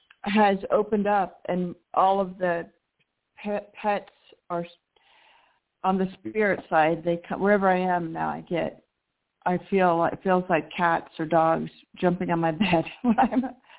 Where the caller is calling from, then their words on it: Colorado, United States; in Colorado.